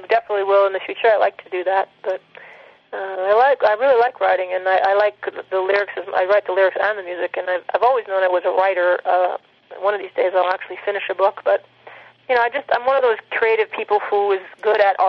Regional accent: Minneapolis, Minnesota, United States; also born or lived in Arizona; I was born in Arizona, but we started in the suburbs of Minneapolis, had that life for a while, and then we moved to this farm, this 40-acre hobby farm

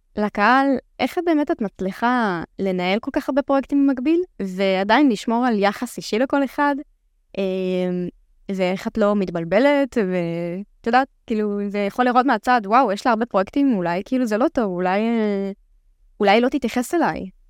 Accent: the Krayot, Haifa District, Israel; אני בת 26, uh, מהקריות

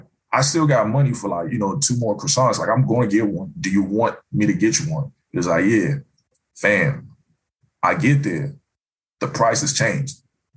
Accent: Ghana; So the thing is, I came from Ghana where they were using the CD.

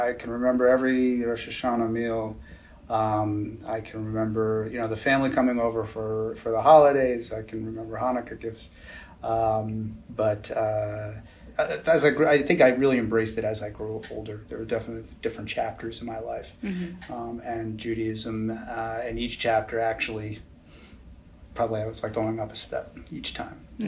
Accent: Scarsdale, New York, United States; also born or lived in Tuckahoe, New York; now in Cleveland, United States; I grew up in the New York suburbs, Westchester County. First in Tuckahoe, then in the Scarsdale

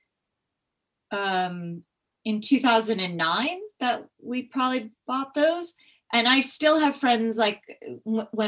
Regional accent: California, United States; I grew up in California.

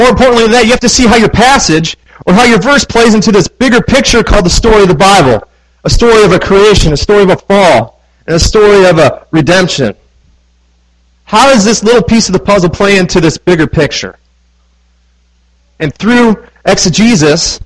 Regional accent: Midwest, United States; now in Manassas, United States; I grew up in the Midwest.

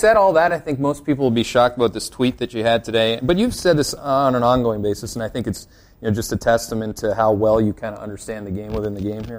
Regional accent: Canada; I'm Canadian.

